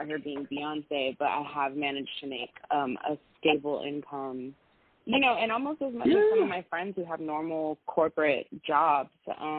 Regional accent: Las Vegas, Nevada, United States; now in Los Angeles, United States; I was born and raised in Las Vegas. I moved

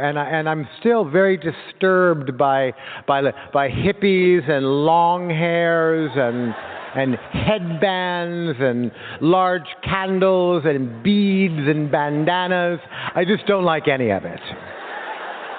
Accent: Los Angeles, California, United States; born or raised there

